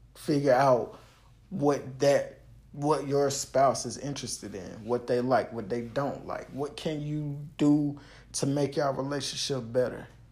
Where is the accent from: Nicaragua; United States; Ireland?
United States; the South; I'm from the South